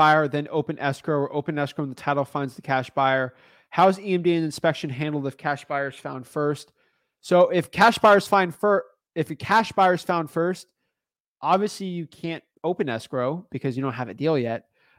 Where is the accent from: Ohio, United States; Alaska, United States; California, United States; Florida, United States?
Florida, United States; Miami Beach; I'm from Miami Beach. Love Miami Beach.